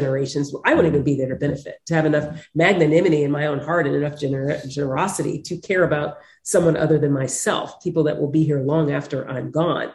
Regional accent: United States; Yes, I'm African American, but it's like, I'm Western, I'm American

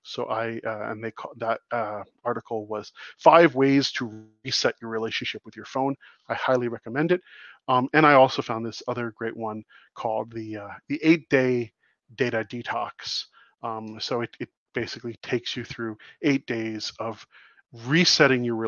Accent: United States; also born or lived in Canada; as an American who spends a great deal of time in Canada

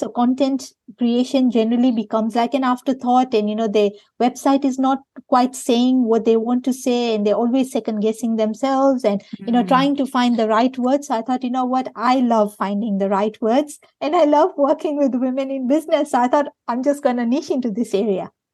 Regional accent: Kenya; moved away as an adult; now in Perth, Australia; I grew up in Kenya

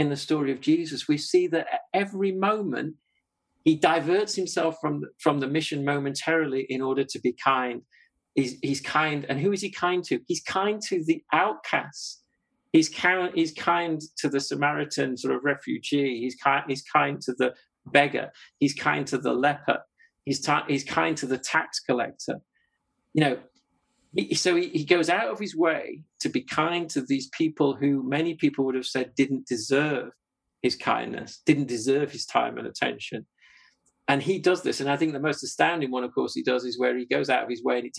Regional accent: Yorkshire and the Humber, United Kingdom; I'm a Yorkshireman.

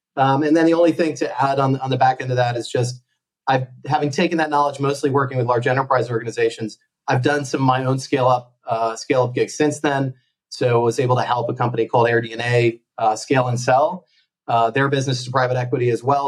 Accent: United States; moved away as an adult; also born or lived in Connecticut; now in Barcelona, Spain; as you can probably tell, I'm from the States

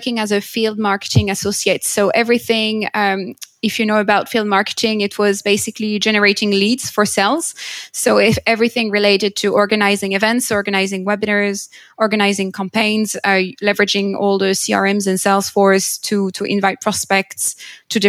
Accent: France; moved away as an adult; now in United Kingdom; I'm originally from France. I moved to the UK about 7 years ago.

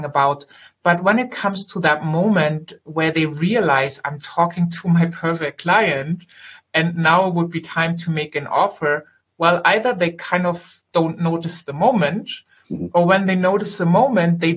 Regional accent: Germany; I am German. I grew up here and I live here

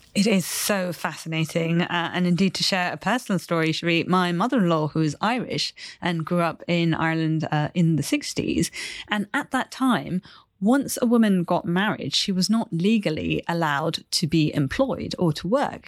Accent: Chennai, Tamil Nadu, India; moved away; I grew up in India in the city of Chennai

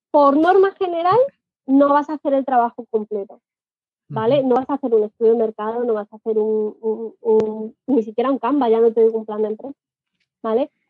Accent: Spain; accent: Spanish; Y a mí me pasa lo primero, tengo acento español y ya es como que te ven mal, ¿no?

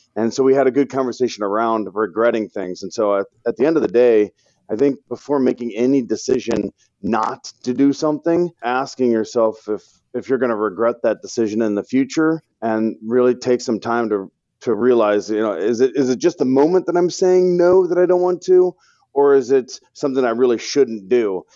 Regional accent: St. Louis, Missouri, United States; born and raised in Saint Louis, Missouri, love the Cardinals

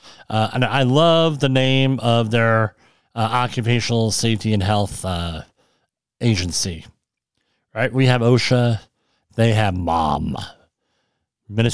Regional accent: Woodbridge, New Jersey, United States; I grew up in Woodbridge, New Jersey, across from the Fresh Kills landfill

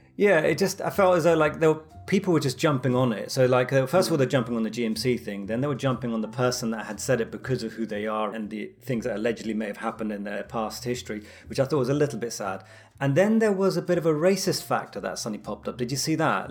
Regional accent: London, United Kingdom; being Londoner

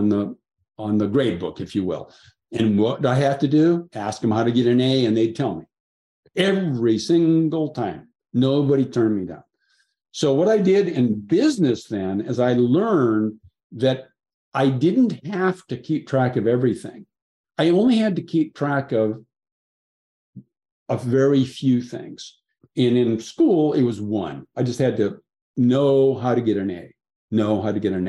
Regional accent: Seattle, Washington, United States; I grew up in Seattle

